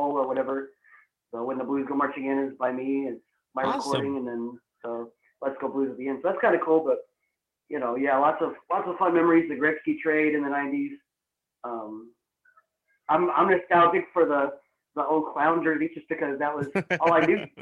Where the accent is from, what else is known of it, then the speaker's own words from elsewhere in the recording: Potosi, Missouri, United States; also born or lived in Kimmswick, Missouri; I grew up in Potosi, Missouri